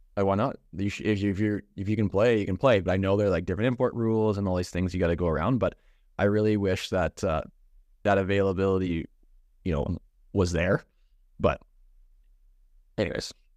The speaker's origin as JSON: {"language": "English", "country": "Canada", "tie": "born or raised there", "said": "growing up in Canada"}